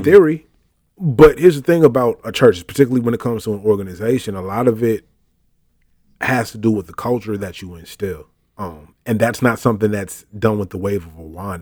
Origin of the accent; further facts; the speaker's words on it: Richmond, Virginia, United States; moved away as an adult; also born or lived in Brooklyn, New York; now in Miami, United States; Before that, I called Richmond, Virginia home, where I did most of my growing up, though I was born in Brooklyn, New York